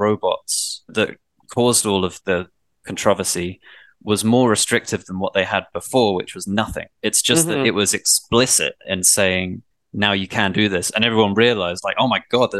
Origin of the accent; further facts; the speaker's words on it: England, United Kingdom; Like I was brought up in England where the police aren't even armed. They don't have guns.